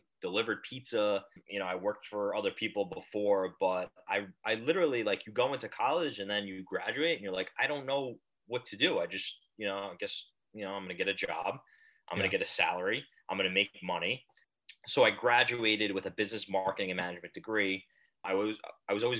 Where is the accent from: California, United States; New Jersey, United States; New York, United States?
New Jersey, United States; Manalapan; now in Hoboken, United States; I live in Hoboken, New Jersey. Okay. But I'm originally from a town in central New Jersey called Manalapan.